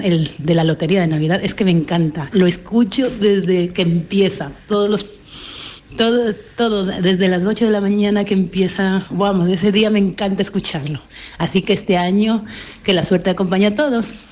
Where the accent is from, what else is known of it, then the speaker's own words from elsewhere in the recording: Ecuador; now in Seville, Spain; Yo no soy de aquí, yo soy ecuatoriana